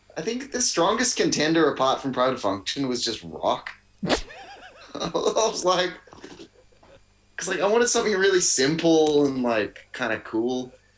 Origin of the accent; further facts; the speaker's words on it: Melbourne, Victoria, Australia; born and raised in Melbourne.